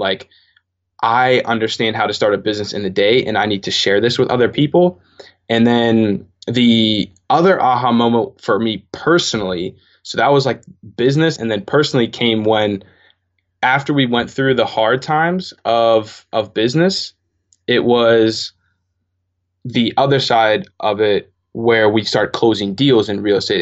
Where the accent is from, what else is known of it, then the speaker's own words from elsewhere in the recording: Pittsburgh, Pennsylvania, United States; I'm from Pittsburgh, Pennsylvania